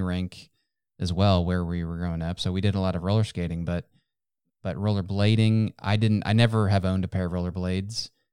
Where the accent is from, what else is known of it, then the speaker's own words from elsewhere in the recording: Ohio, United States; now in North Texas, United States; Where I was growing up in Ohio, we had much bigger backyards than we have here in Texas, in North Texas.